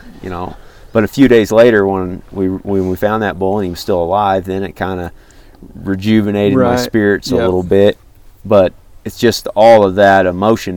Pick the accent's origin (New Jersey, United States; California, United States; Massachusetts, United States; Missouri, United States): Missouri, United States; I'm a flatlander from Missouri